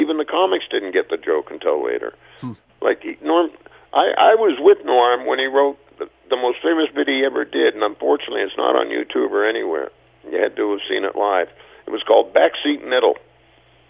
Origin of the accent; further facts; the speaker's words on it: Canada; as Canadian comics